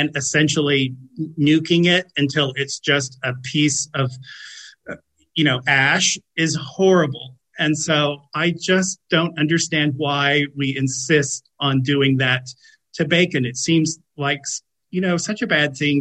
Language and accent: English; United States; I'm American